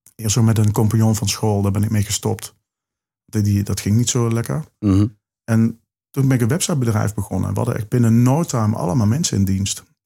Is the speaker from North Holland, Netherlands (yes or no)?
no; Limburg, Netherlands; accent: Limburgish; dat is mijn uh, Limburgse accent